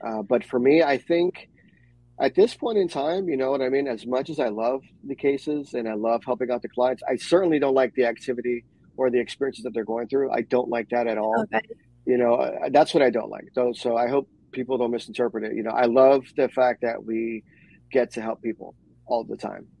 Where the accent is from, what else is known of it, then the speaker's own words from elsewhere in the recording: New York, United States; moved away; growing up in New York and my Afro Caribbean culture